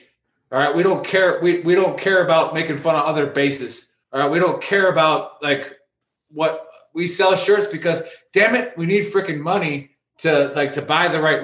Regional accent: United States; We're Americans

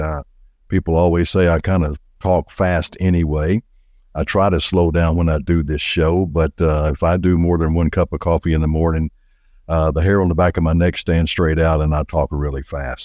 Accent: Little Rock, Arkansas, United States; also born or lived in Benton, Arkansas; I am an Arkansas boy, born and raised in Little Rock, Arkansas

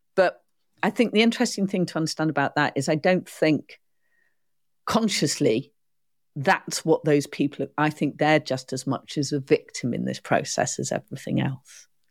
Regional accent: United Kingdom; I'm a first stroke, second generation child of immigrants. I'm not English per se. My mum's not English, my dad's not English. And marheen similarly, so whether it's been war or whether it's been economic reasons, we've arrived in the U K.

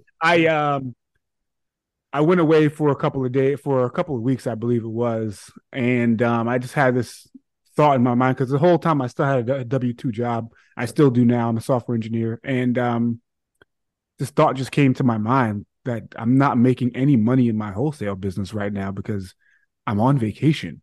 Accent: New York City, New York, United States; now in Connecticut, United States; I grew up in Hollis, Queens

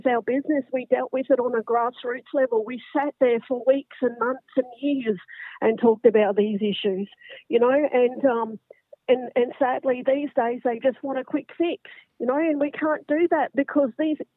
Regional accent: Brisbane, Queensland, Australia; also born or lived in Northern Rivers, New South Wales; from Brisbane

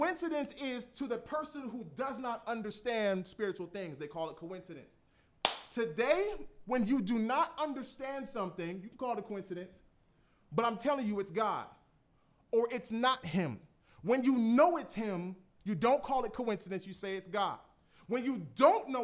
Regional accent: Florida, United States; I'm from Florida

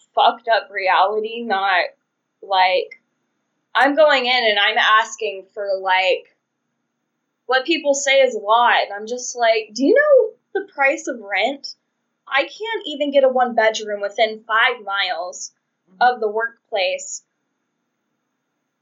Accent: the South, United States; I'm from the South.

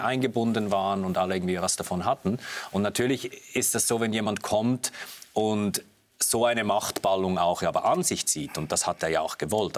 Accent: Switzerland; als Schweizer

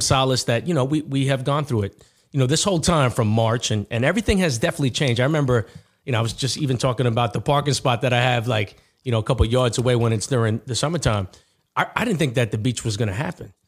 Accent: Uniondale, New York, United States; I'm from Uniondale, too

